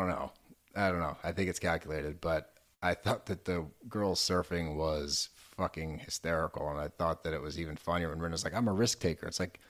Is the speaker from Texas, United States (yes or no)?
yes; Texas, United States; I grew up in Texas frequently.